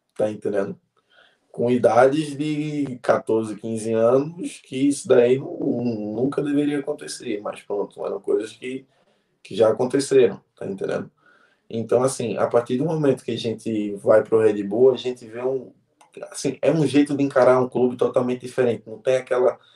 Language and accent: Portuguese; Caruaru, Pernambuco, Brazil; now in Portugal; Eu nasci em Caruaru, no interior